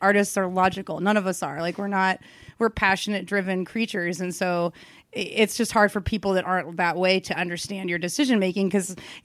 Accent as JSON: {"language": "English", "town": "Kansas City", "country": "United States", "tie": "born or raised there", "said": "I found Stanford and Sons, which is like my hometown club"}